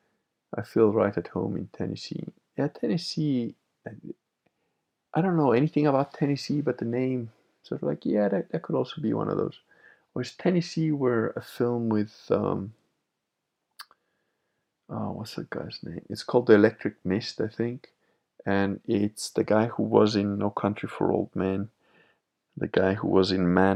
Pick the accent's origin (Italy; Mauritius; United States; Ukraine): Italy; Venice, Veneto; I am Venetian